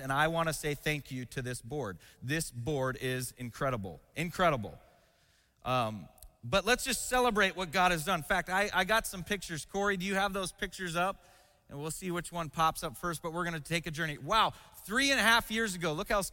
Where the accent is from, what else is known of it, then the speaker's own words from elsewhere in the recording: West Coast, United States; now in Cincinnati, United States; I'm from the West Coast.